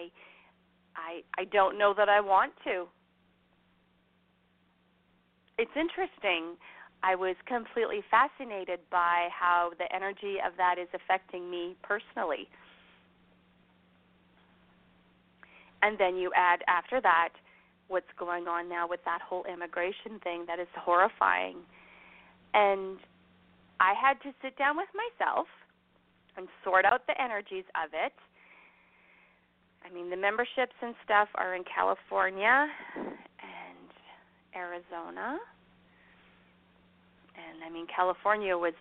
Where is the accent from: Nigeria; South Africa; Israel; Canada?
Canada; also born or lived in Alberta; as a Canadian sitting here in Alberta on my pretty little ranch